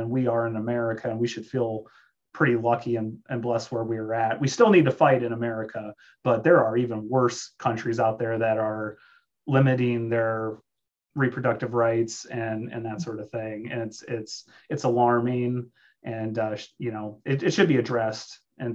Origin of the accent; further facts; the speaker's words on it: South Dakota, United States; I'm from South Dakota and it's a pro-life state